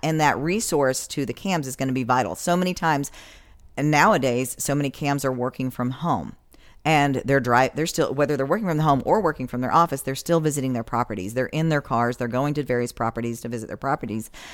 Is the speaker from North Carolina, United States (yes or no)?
yes; west of Asheville, North Carolina, United States; moved away as an adult; also born or lived in New York; now in Florida, United States; I'm originally from the mountains of North Carolina, grew up, uh, west of Asheville, and in a little tiny paper mill town